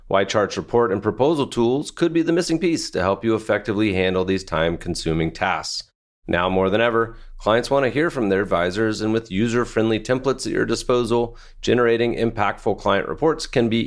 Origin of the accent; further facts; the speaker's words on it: Israel; moved away as an adult; now in United States; I grew up in Israel